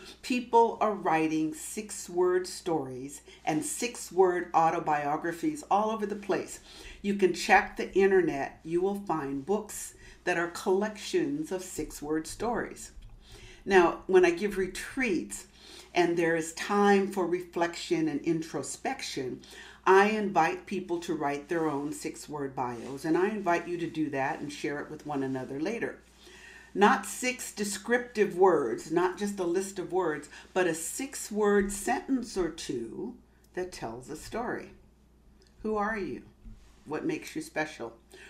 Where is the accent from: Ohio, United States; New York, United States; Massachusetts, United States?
Massachusetts, United States; born there; also born or lived in California; now in Los Angeles, United States; I live in Los Angeles. I was born in Massachusetts. Most of my family is on the East Coast. And because I'm a military brat and because I've spent most of my life out here in California